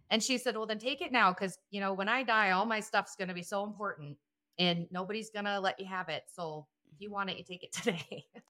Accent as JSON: {"language": "English", "region": "South Dakota", "country": "United States", "said": "I am from South Dakota."}